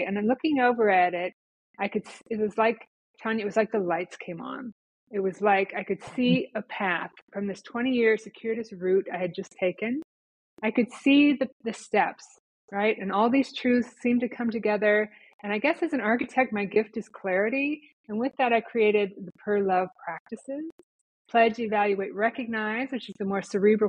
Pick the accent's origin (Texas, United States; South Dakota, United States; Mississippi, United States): South Dakota, United States; Rapid City; moved away as an adult; also born or lived in Minneapolis / New York City area; I went from my hometown in the Black Hills of South Dakota to Minneapolis and beyond.